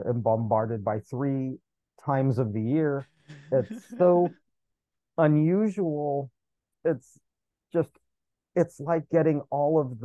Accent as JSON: {"language": "English", "country": "United States", "tie": "born or raised there", "said": "as an American kid"}